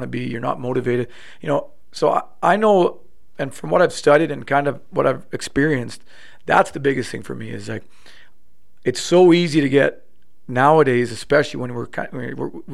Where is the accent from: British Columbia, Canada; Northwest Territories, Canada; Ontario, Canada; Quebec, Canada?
Ontario, Canada; Ottawa; moved away as an adult; now in Calgary, Canada; growing up in Ottawa